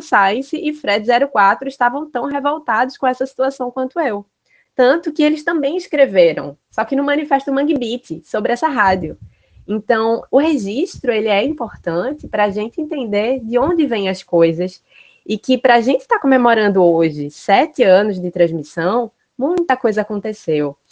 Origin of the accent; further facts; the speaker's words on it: Recife, Pernambuco, Brazil; eu sou recifense